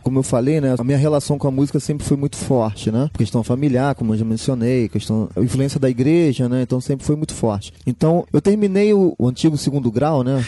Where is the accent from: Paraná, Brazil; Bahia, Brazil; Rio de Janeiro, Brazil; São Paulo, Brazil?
Rio de Janeiro, Brazil; Baixada Fluminense; Eu sou da Baixada Fluminense, um pouco afastado do centro.